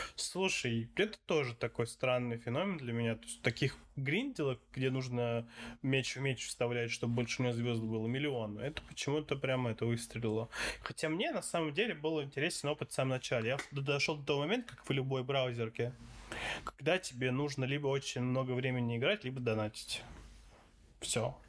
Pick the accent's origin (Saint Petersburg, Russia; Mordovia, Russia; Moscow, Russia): Saint Petersburg, Russia; Я такой, из Питера